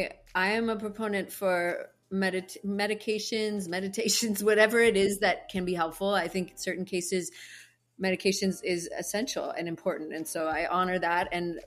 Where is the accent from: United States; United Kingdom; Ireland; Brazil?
Ireland; I used to do it, but I'm Irish. I get like fiery as it is.